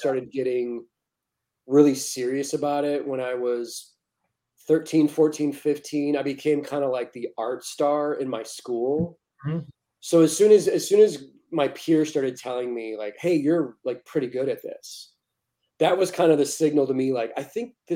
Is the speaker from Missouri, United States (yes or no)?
yes; St. Louis, Missouri, United States; moved away as an adult; also born or lived in Kansas City / Arizona / Los Angeles; now in Pacific Northwest, United States; I was born and raised in St. Louis.